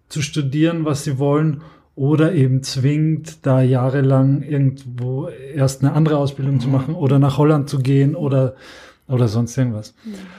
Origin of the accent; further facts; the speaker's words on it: Austria; now in Germany; Ich komme ja aus Österreich.